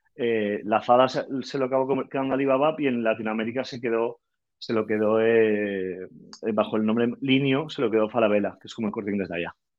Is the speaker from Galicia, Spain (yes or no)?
no; Valencia, Valencian Community, Spain; also born or lived in Paris / Lagos, Nigeria; soy de Valencia, tengo 35 años